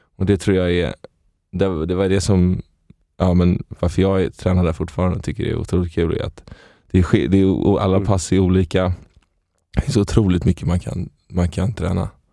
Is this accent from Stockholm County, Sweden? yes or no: yes; Stockholm, Stockholm County, Sweden; jag är från Stockholm, från Stockholm. Innerst, inne, innerstaden. Uppväxt i, i, i lägenhet